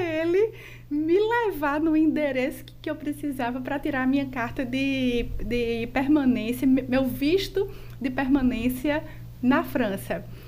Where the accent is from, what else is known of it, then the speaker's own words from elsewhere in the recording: João Pessoa, Paraíba, Brazil; Eu sou de João Pessoa, nascida e criada aqui em João Pessoa, é, especificamente no bairro dos Estados